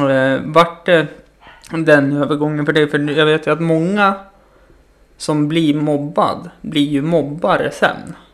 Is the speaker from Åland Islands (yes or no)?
no; Greece; now in Sweden; du vet att jag är inte svensk. Nej, vad sa du att du... Kallas …